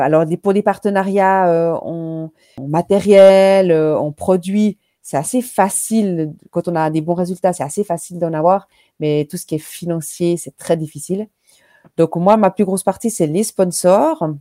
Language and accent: French; Switzerland; chez nous en Suisse